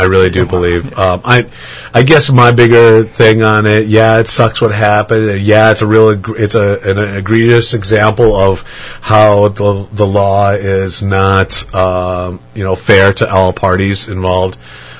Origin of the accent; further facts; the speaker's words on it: Manitowoc, Wisconsin, United States; now in Madison, United States; About 45 minutes south of Green Bay in a town called Manitowoc.